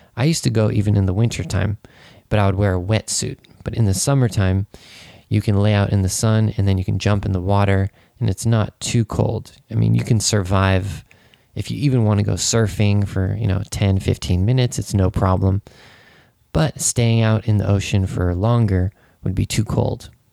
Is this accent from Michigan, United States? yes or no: no; Santa Cruz, California, United States; moved away as an adult; now in Japan; my hometown was a beach town. And even though you know I lived in Santa Cruz, which is you know the beach town